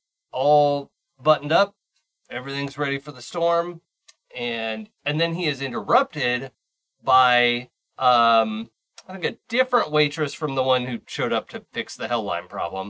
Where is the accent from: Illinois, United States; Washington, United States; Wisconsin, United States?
Washington, United States; Seattle; I grew up in Seattle with a monorail